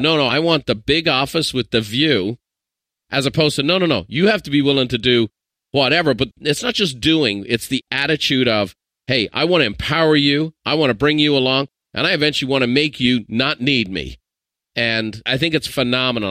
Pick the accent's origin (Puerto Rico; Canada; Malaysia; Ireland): Ireland; I'm an Irishman